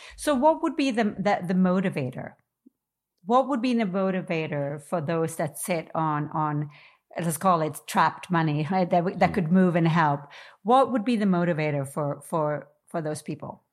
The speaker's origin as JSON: {"language": "English", "region": "New York", "country": "United States", "said": "I am a New Yorker"}